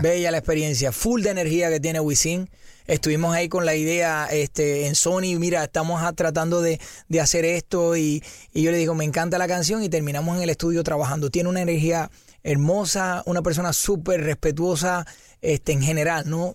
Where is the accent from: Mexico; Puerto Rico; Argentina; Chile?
Puerto Rico; soy de Puerto Rico